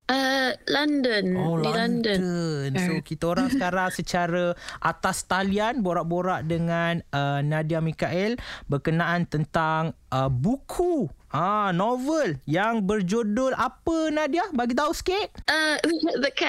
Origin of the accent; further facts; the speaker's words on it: Malaysia; seorang penulis yang uh, sangat-sangat membanggakan kita sebagai rakyat Malaysia.